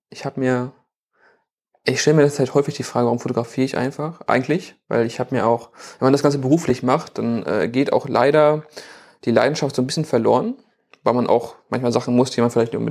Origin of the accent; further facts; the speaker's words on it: Bielefeld, North Rhine-Westphalia, Germany; ich bin aufgewachsen in der Nähe des Oetker-Parks, deswegen habe ich auch eben den Oetker-Park genannt.